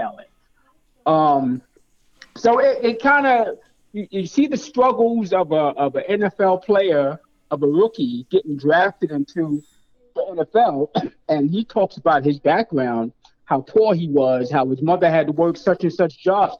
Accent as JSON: {"language": "English", "town": "New York City", "region": "New York", "country": "United States", "tie": "born or raised there", "said": "I grew up in Brooklyn, New York"}